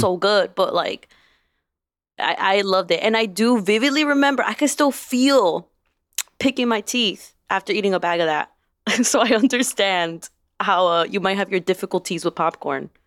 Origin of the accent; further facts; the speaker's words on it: Chicago, Illinois, United States; I grew up on the Southwest side, and I had, like, four corner stores that I could walk to within ten minutes